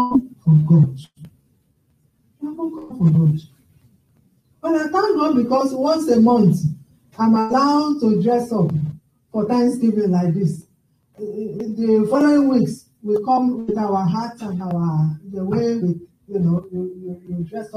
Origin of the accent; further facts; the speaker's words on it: Nigeria; now in United Kingdom; I grew up with my grandmother in Nigeria